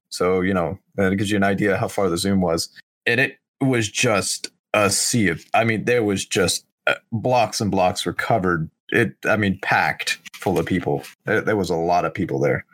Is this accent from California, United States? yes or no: no; Oklahoma, United States; my, my home state, the entire city of Tulsa, which is the largest city in, in Oklahoma